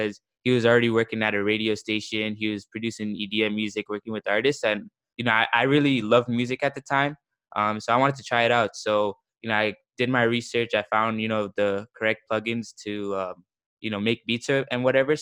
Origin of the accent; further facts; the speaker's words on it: Toronto, Ontario, Canada; I'm a producer from Toronto, Canada